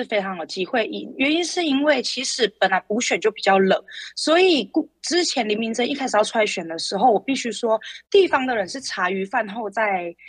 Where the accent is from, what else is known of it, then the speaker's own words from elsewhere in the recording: Nantou County, Taiwan; 哇，他对平价定义跟我们南投人不一样。